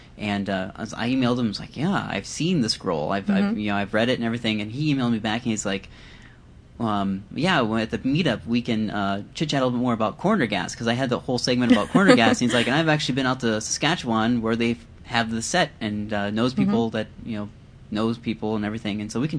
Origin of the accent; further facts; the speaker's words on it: Iowa, United States; I am from Iowa, but we don't talk like that there.